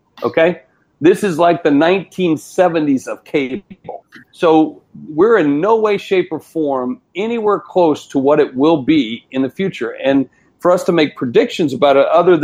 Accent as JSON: {"language": "English", "region": "South Dakota", "country": "United States", "said": "I'm from South Dakota, you know, I'm a hunter"}